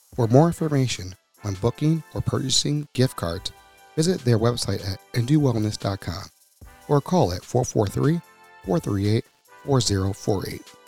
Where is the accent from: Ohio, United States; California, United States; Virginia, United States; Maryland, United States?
Maryland, United States; Randallstown; also born or lived in Baltimore; I grew up in Randallstown, too